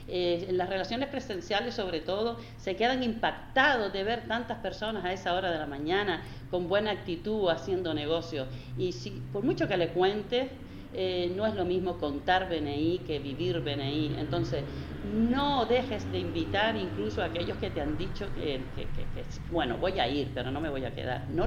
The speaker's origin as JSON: {"language": "Spanish", "region": "Canary Islands", "country": "Spain", "said": "Pienso que aquí somos canarios, ¿no? Nos gustan las cosas de otra manera, más cercana"}